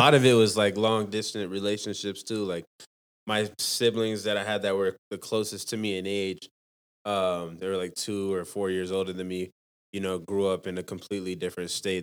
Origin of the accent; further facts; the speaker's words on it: Salt Lake City, Utah, United States; also born or lived in Rose Park / Magna; I was born in Salt Lake City, Utah